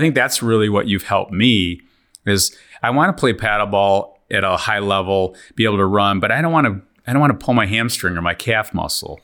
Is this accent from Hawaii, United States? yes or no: no; Lansing, Michigan, United States; We're from Lansing area.